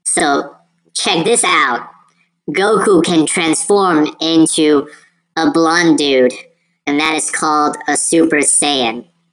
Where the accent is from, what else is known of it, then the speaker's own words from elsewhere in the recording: United States; also born or lived in China; as an Asian kid, um, growing up in America